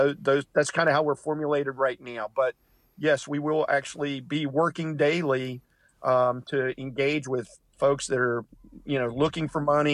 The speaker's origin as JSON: {"language": "English", "town": "Ansted", "region": "West Virginia", "country": "United States", "tie": "born or raised there", "moved": "as an adult", "said": "I grew up in Anstead"}